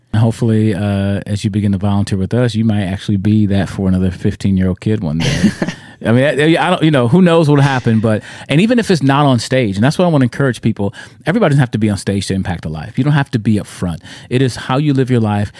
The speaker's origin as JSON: {"language": "English", "country": "United States", "said": "My heritage that I can see comes from America. I'm an American."}